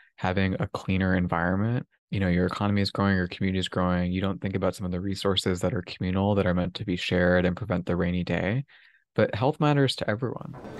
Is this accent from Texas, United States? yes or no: yes; Houston, Texas, United States; moved away; I'm a native Texan myself. I was born and raised in Houston